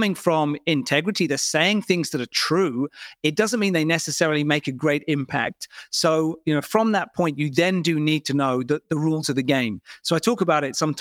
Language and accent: English; United Kingdom; I'm British